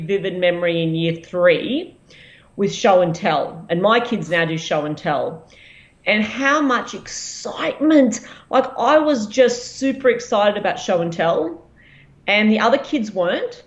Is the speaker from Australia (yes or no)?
yes; Ipswich, Queensland, Australia; I grew up in Ipswich